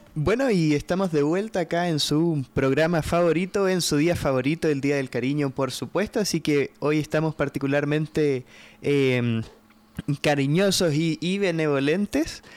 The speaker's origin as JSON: {"language": "Spanish", "country": "Chile", "moved": "yes", "lives_now": "Guatemala", "said": "yo soy chileno"}